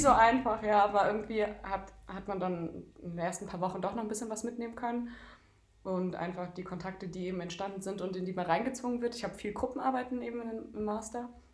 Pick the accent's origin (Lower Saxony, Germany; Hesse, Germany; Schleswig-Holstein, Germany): Hesse, Germany; Darmstadt; moved away as an adult; now in Leipzig, Germany; Ich komme aus äh, Darmstadt und dort habe ich auch die letzten Jahre jetzt gelebt und studiert und bin vor zwei Monaten hier nach Leipzig gezogen